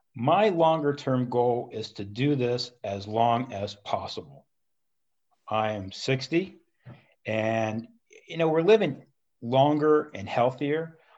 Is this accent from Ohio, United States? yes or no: yes; Columbus, Ohio, United States; also born or lived in Cincinnati; I always lived in the city of Columbus, went to Walnut Ridge High School